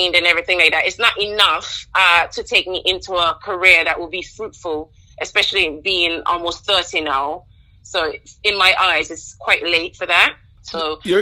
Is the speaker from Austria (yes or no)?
no; Anguilla; growing up in Anguilla, I could definitely say one thing that stands out is how close-knit the community was